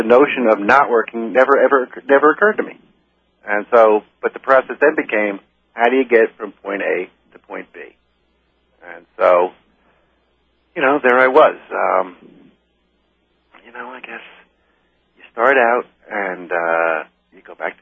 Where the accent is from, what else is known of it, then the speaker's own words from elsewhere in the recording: New York City, New York, United States; I'm originally I'm from New York City. I was born in the Bronx